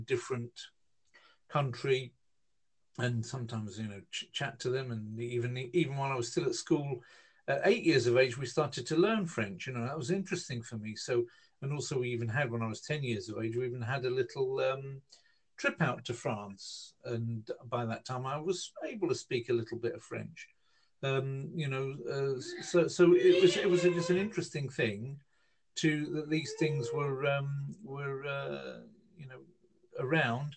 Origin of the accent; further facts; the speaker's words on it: Hemel Hempstead, East of England, United Kingdom; the town I grew up in Hemel Hempstead